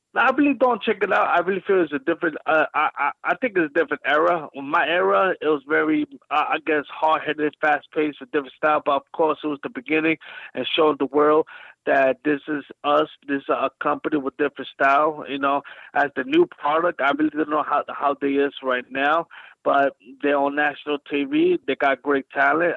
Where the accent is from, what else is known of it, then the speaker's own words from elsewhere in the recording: New York City, New York, United States; I'm from Brooklyn